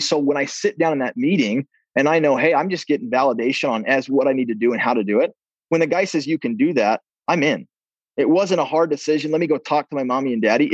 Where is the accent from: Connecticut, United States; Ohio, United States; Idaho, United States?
Idaho, United States; Preston; I grew up in Preston, Idaho.